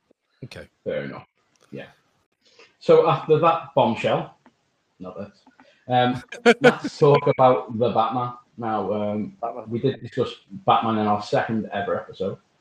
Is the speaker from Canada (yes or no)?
no; Liverpool, North West England, United Kingdom; it was lovely to see the landmarks of my hometown. I would love to see like Liverpool. I, mean, I saw St George's Hall